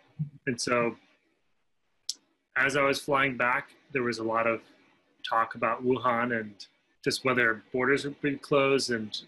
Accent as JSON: {"language": "English", "town": "Cleveland", "region": "Ohio", "country": "United States", "tie": "born or raised there", "said": "In Cleveland, Ohio."}